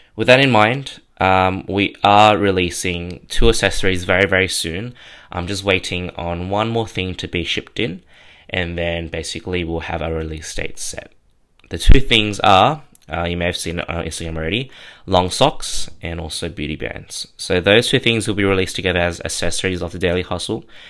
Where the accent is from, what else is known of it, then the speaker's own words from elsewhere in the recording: Sydney, New South Wales, Australia; born and raised in Kamarada, which is out in southwestern Sydney.